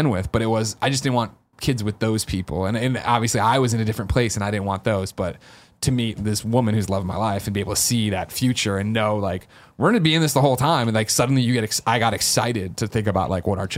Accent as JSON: {"language": "English", "town": "Chicago", "region": "Illinois", "country": "United States", "tie": "born or raised there", "said": "you know, I grew up in Chicago, went to school in Missouri before I moved out here"}